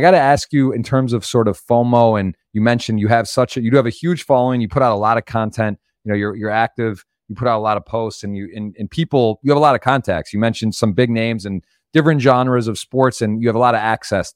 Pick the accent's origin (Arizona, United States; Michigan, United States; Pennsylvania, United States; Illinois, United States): Michigan, United States; Ann Arbor; I'm from Ann Arbor.